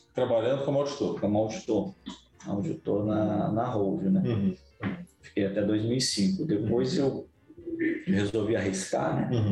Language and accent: Portuguese; Vila Velha, Espírito Santo, Brazil; also born or lived in Vitória; Eu sou capixaba, né? Nasci em Vitória, mas é. que legal. morei em Vila Velha minha vida inteira